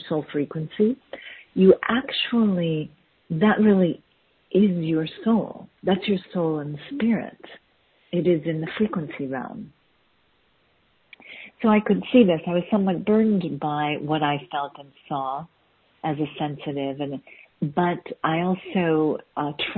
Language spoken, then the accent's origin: English; Boston, Massachusetts, United States; also born or lived in Chicago; I was born in Boston, Massachusetts, in the U.S.